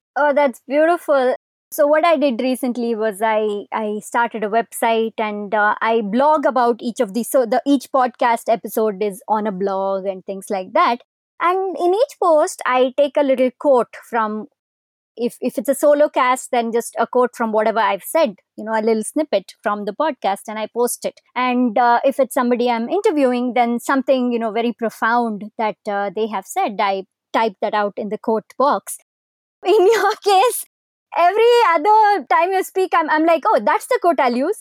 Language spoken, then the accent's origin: English; India; we're Indian